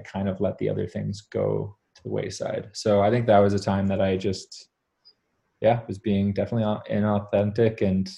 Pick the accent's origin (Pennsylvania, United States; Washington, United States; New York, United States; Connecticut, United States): Connecticut, United States; Greenwich; born there; I was born in Greenwich, Connecticut.